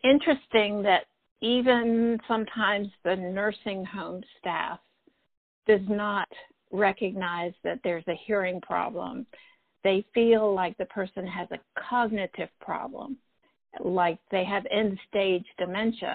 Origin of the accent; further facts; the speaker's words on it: Elon, North Carolina, United States; I grew up in Elon College